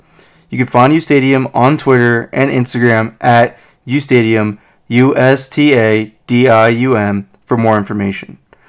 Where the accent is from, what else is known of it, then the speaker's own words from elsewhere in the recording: Coatesville, Pennsylvania, United States; I'm from Coatesville. So, yes, I am from the Philadelphia